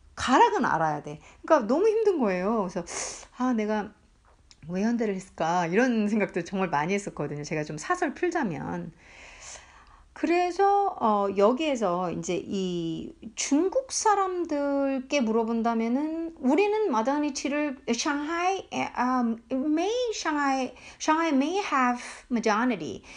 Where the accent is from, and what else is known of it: South Korea